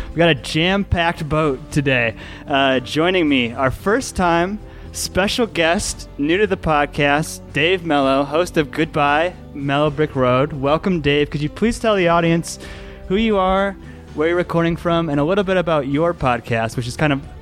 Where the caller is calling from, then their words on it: Louisville, Colorado, United States; A little bit more of a, an appropriate spoiler uh, this time around. I'm recording from Louisville, Colorado